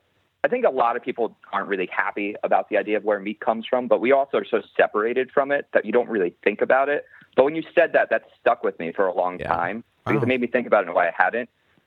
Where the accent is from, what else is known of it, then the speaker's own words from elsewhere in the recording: Long Island, New York, United States; now in Los Angeles, United States; I'm from New York also, from Long Island, so I'm not going to go back for Thanksgiving.